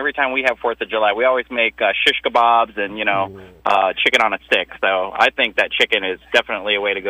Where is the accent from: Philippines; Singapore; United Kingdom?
Philippines; now in Tampa, United States; I come from the Philippines